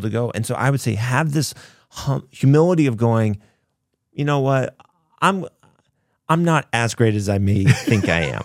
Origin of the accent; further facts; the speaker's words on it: Kansas, United States; I grew up in Kansas